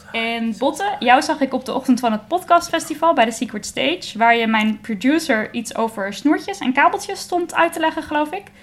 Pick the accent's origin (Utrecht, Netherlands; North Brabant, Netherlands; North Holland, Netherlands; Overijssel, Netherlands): Utrecht, Netherlands; Baarn; Ik kom zelf uit Baren